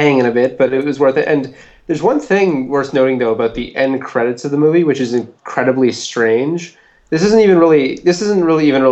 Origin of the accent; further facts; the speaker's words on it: Winnipeg, Manitoba, Canada; Winnipeg, my hometown